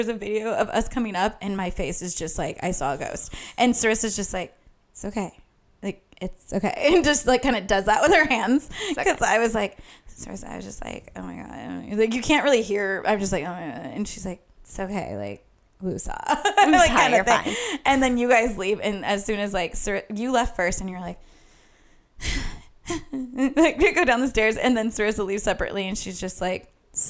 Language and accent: English; Bakersfield, California, United States; moved away; we're from Bakersfield